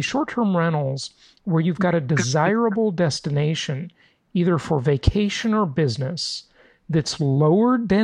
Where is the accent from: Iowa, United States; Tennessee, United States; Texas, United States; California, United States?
California, United States; Los Angeles; also born or lived in San Diego / Orange County; I grew up in Los Angeles, just north of Orange County